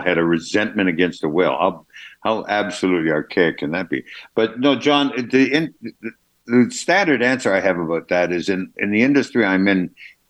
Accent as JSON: {"language": "English", "country": "Canada", "accent": "Canadian", "said": "I just got my Canadian accent there"}